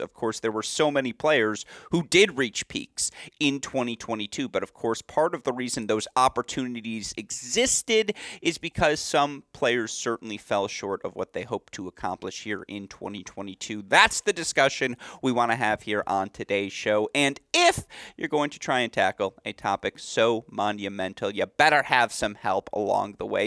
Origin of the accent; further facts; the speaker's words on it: West Bloomfield, Michigan, United States; I grew up training. Shout out Sports Club West Bloomfield